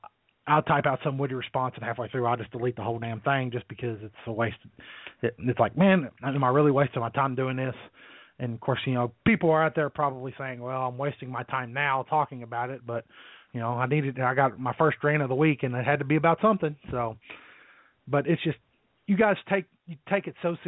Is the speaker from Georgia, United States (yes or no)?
no; Middletown, Ohio, United States; I was raised in Middletown, which is about maybe 30 or so minutes outside of Cincinnati.